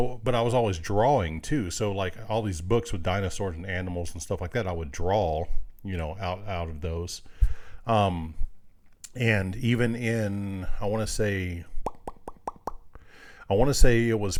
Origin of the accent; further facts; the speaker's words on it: Greenville, Mississippi, United States; born there; I was born in Mississippi. In Greenville, Mississippi, and my dad's parents were there, so every summer we would go back there, and my uncle raced dirt track.